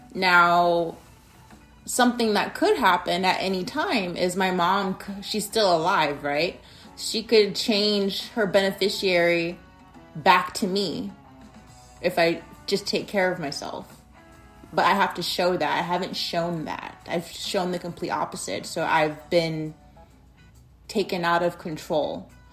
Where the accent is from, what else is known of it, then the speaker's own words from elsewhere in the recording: Arizona, United States; in my state of Arizona, my home state